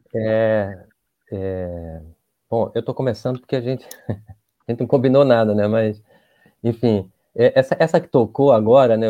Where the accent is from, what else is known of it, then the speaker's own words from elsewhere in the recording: Recife, Pernambuco, Brazil; now in Rio de Janeiro, Brazil; eu sou de Recife